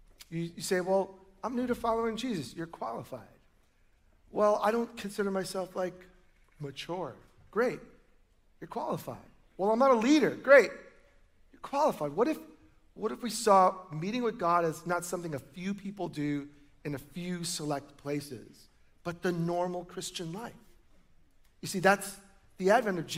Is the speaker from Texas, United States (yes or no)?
no; New York, United States; now in Oregon, United States; I grew up in New York